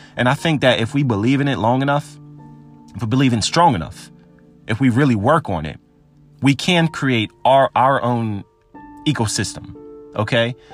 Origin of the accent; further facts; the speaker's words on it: Philadelphia suburb, Pennsylvania, United States; I was born in Philadelphia. I was raised in a suburb